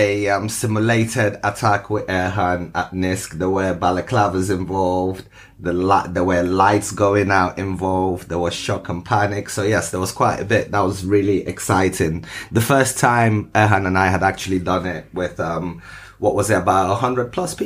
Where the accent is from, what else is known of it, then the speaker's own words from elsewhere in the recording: Moscow, Russia; born there; also born or lived in Lagos, Nigeria; I was born in Moscow and then I moved to Lagos, Nigeria for a short while, back to Moscow.